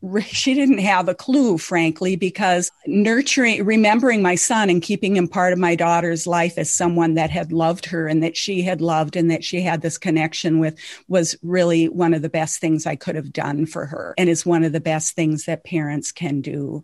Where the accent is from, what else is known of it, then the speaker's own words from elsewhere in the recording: Lake of the Woods, northern Minnesota, United States; I grew up on Lake of the Woods in northern Minnesota